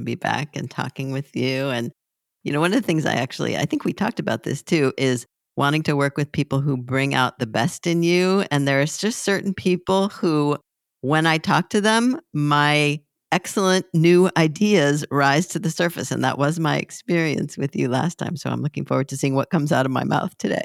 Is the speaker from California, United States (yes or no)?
yes; Southern California, United States; moved away; also born or lived in Hoboken / Savannah; I'm from Southern California originally